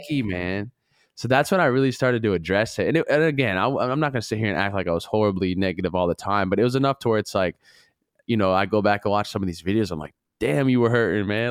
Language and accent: English; Duluth, Minnesota, United States; I'm from Minnesota